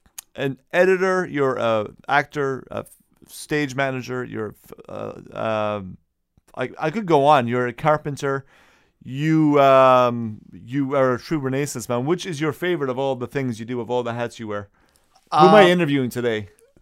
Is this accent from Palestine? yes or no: no; Ireland; From Ireland